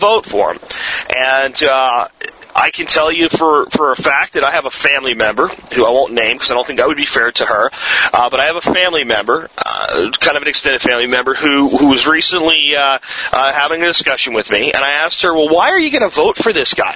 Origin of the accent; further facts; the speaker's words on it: United States; I'm an American and I live here